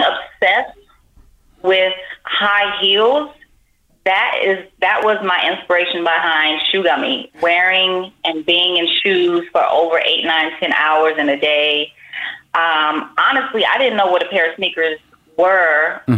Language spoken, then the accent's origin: English; Miami, Florida, United States; also born or lived in Las Vegas; now in California, United States; I am from Miami